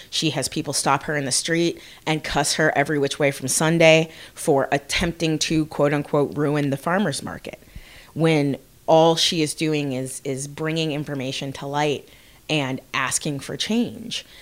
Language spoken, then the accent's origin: English; Bloomington, Indiana, United States; I'm from Bloomington. I have grown up here.